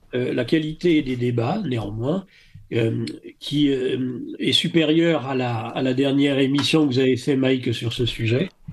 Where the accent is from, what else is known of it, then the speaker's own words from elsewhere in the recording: France; je suis français de longue date.